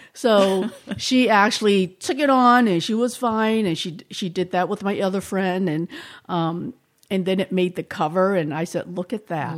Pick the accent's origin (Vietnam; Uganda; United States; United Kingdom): United States; Boston, Massachusetts; accent: slight Boston; moved away as an adult; now in San Luis Obispo, United States; I grew up there and actually right in Chinatown